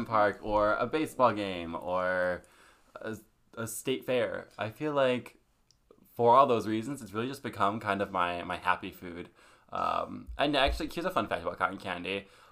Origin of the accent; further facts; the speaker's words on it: Wisconsin, United States; now in Madison, United States; I live in Madison, Wisconsin.